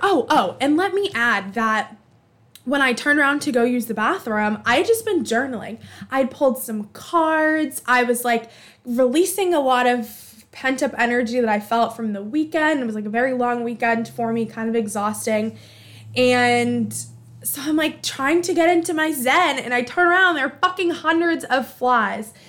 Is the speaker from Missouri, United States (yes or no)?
no; Boston, Massachusetts, United States; I'm from Alston